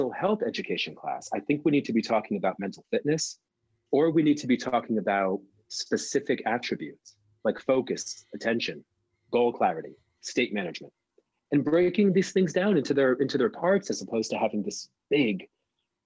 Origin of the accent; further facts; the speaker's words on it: New Jersey, United States; I grew up in New Jersey